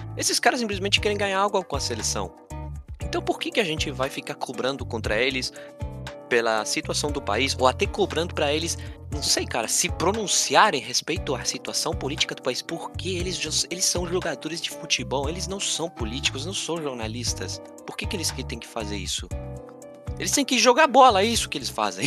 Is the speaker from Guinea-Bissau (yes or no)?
no; Argentina; Portuguese is a second language; eu como argentino